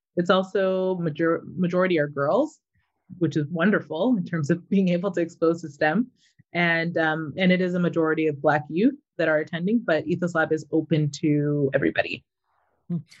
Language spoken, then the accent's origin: English; Mississauga, Ontario, Canada; moved away as an adult; also born or lived in Toronto, Canada; now in Vancouver, Canada; I grew up in Mississauga, lived in Toronto for most of my life, and then moved out to Vancouver about seven years ago.